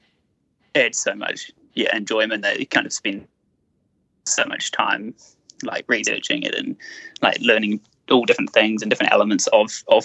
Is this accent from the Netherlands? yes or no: no; Taranaki, New Zealand; I grew up down in Taranaki